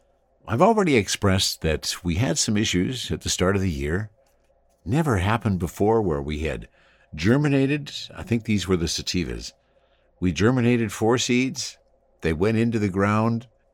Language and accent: English; Ottawa, Ontario, Canada; now in Vancouver, Canada; I'm originally from Ottawa, Ontario, but now I live in Vancouver. I'm 48 years old, work professionally in an office job.